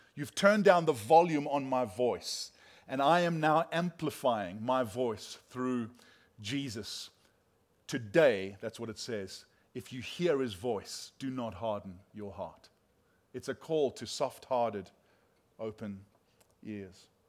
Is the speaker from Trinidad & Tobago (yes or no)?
no; South Africa; moved away; we're from South Africa